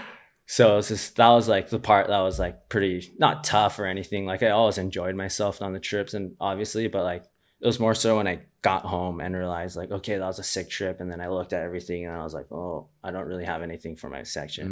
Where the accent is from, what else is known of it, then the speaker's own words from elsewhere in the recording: Honolulu, Hawaii, United States; I grew up in Waikiki.